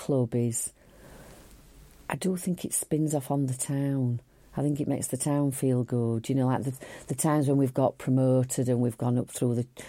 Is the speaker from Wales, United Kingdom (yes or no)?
no; Huddersfield, Yorkshire and the Humber, United Kingdom; it's my home, it's my hometown.